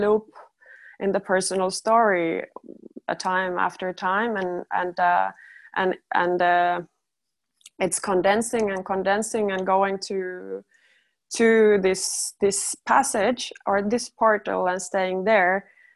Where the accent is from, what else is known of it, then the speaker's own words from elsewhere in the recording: Finland; I'm also from Finland